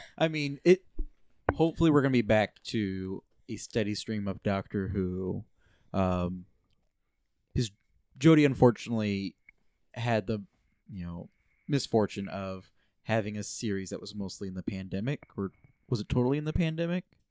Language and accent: English; United States; I'm an American.